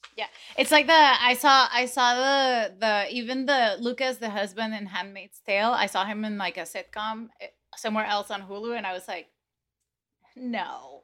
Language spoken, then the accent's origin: English; Venezuela; moved away; also born or lived in United States; I was born in the States and then I was moved, was removed into Venezuela by my parents